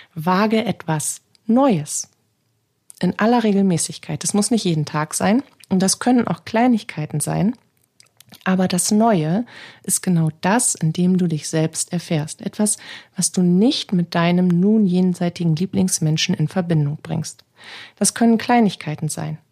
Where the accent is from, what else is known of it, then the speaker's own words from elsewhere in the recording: Bremen, Germany; Bei uns in Bremen